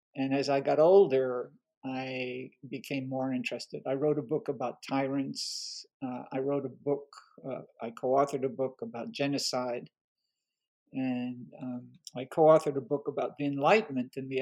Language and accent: English; France; first language French; English is a second language; now in United States; I was born in France during World War II, during the German occupation